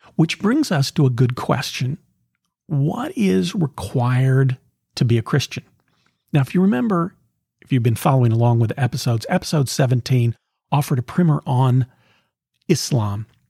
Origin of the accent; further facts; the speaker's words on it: the South, United States; growing up in the South, in the sixties and seventies